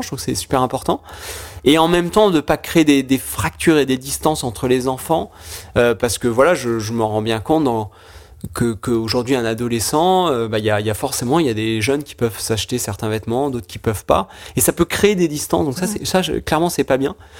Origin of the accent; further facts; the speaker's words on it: Charentes, Nouvelle-Aquitaine, France; moved away; also born or lived in Lyon; je suis originaire de des Charentes